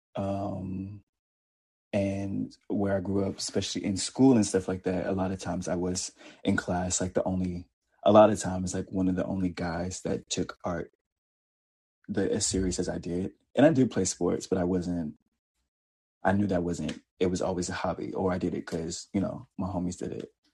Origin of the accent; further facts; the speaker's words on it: the South, United States; from the South